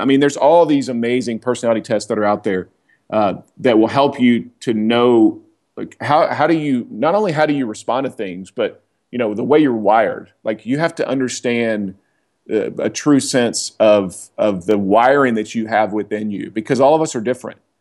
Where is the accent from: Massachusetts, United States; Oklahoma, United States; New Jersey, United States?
Oklahoma, United States; now in Atlanta, United States; I grew up in Oklahoma.